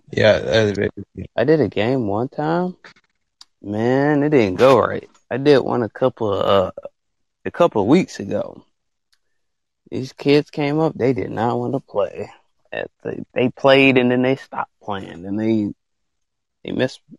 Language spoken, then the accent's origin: English; Nigeria; I am from Africa, Nigeria.